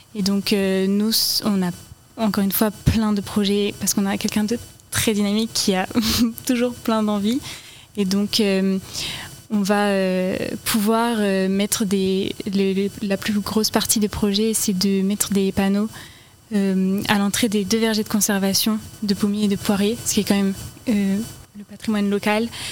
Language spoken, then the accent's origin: French; Finistère, Brittany, France; now in Orne, France; je suis du Finistère